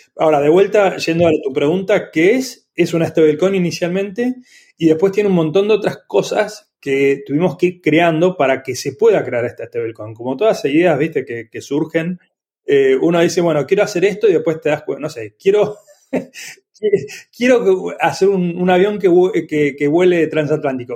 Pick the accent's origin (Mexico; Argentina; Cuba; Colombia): Argentina; also born or lived in Italy; yo, soy argentino